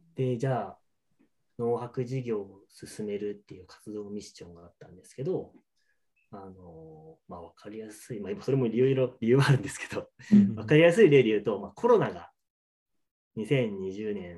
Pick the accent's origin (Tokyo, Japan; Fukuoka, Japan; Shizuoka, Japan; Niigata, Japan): Niigata, Japan; Nagaoka; moved away as an adult; also born or lived in Ishikawa / Kanagawa / Saitama; now in Oyama, Japan; 高校生までは ずっと長岡にいて